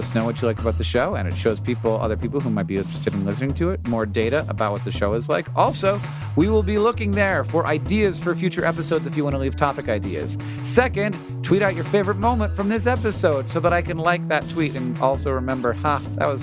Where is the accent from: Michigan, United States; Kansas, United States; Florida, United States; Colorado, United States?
Florida, United States; moved away; I grew up in Florida where there's no rock.